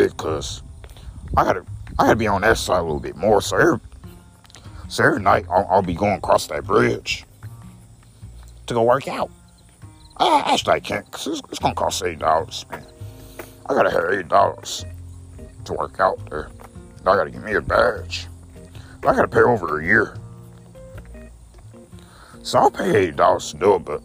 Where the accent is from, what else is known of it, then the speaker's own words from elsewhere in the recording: United States; I'm American